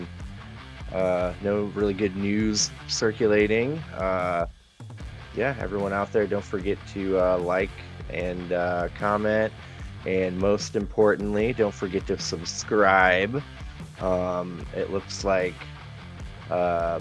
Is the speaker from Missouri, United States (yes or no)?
yes; Missouri, United States; my home state